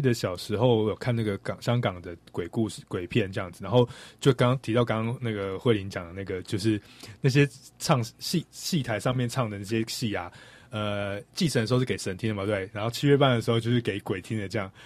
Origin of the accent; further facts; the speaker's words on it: Taiwan; 我们台湾人对于中国的乡下，其实并没有非常的认识